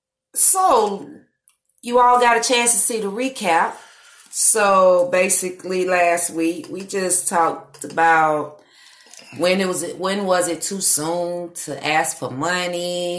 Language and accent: English; New York, United States; Okay, I'm from Harlem. Word, NYC, baby.